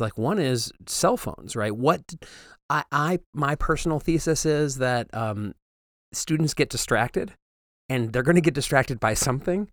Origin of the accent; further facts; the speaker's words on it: Waterford, Michigan, United States; also born or lived in Pontiac, Michigan; I'm from Pontiac, Michigan, um, although I grew up in Waterford